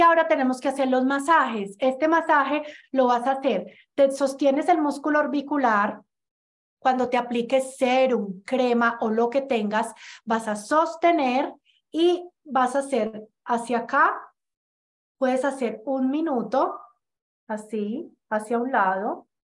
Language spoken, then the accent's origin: Spanish; Pereira, Risaralda, Colombia; now in Ecuador; yo soy de Pereira